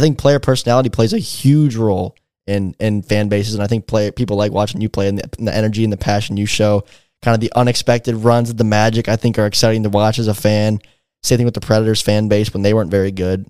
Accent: Michigan, United States; I was born and raised in Michigan, you know, less than an hour outside of Detroit.

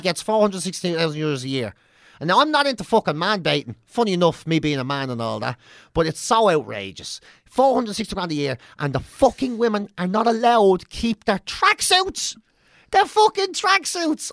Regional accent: Ireland; we're Irish too

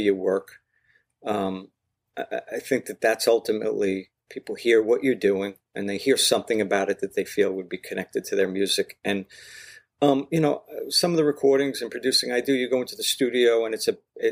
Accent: Miller Place, New York, United States; I grew up on Harrison Avenue in Miller Place

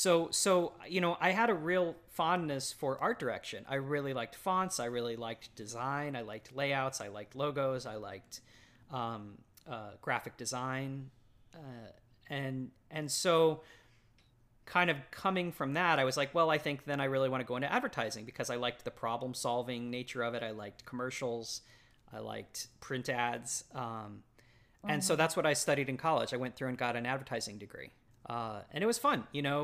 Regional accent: Dallas, Texas, United States; I grew up in Texas, okay. Like the burbs of North Dallas, basically. Mm-hmm. So yeah, my whole life had been Texas.

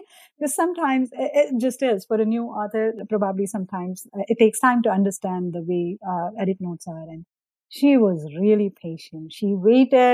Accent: India; moved away; I grew up in India. I went to the school systems in India.

